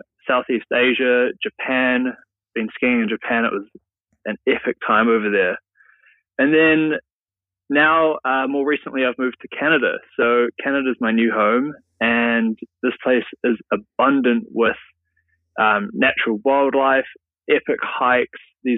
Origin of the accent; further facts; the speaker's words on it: Auckland, New Zealand; I come from New Zealand, from Auckland there.